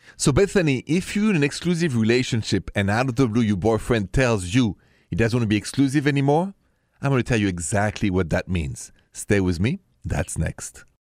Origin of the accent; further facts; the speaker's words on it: Paris, Île-de-France, France; accent: French; My accent is French, Français, straight from Paris